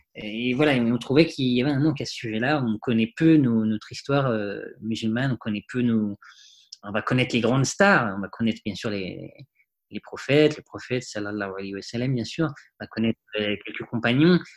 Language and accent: French; Paris, Île-de-France, France; j'ai vécu dans Paris, j'ai grandi dans Paris.